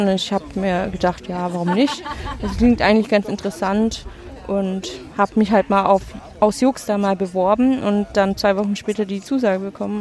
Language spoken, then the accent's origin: German; Schwäbisch Gmünd, Baden-Württemberg, Germany; moved away as an adult; now in Erlangen, Germany; ursprünglich komme ich Richtung Stuttgart bei Schwäbisch Gmünd, aber studieren tue ich noch in Erlangen